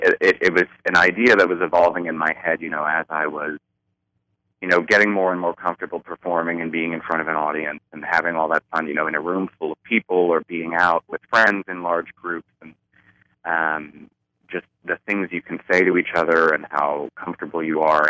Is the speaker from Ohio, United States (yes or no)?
no; Baltimore, Maryland, United States; I grew up in Baltimore, Maryland